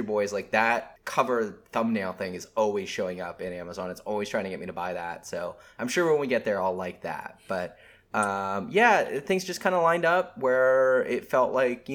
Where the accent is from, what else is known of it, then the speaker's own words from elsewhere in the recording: the North, United States; now in the South, United States; Growing up in the North, it was tricky.